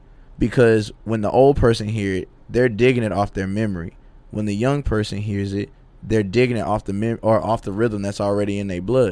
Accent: the South, United States; with a southern twist, because I'm from the South.

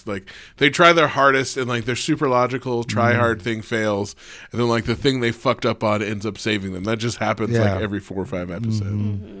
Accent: California, United States; now in Reno, United States; I grew up in California.

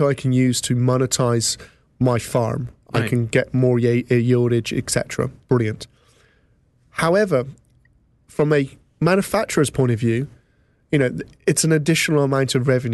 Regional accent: England, United Kingdom; now in North Somerset, United Kingdom; as you may have gathered from my accent, I'm from England.

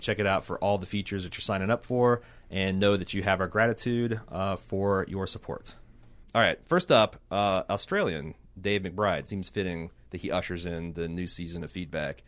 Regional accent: United States; I'm an American

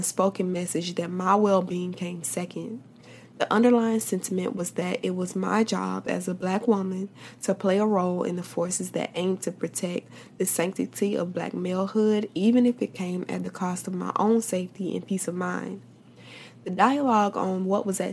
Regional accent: Tallahassee, Florida, United States; right here in my hometown

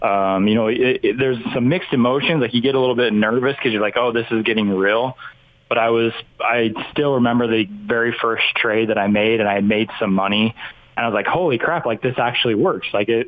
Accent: Idaho, United States; I didn't know anybody. I'm originally from Idaho.

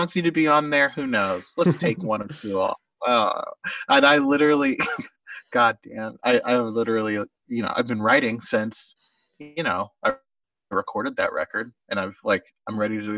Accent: Oklahoma, United States; my friend Grant, who was a big National fan that I grew up near in Oklahoma

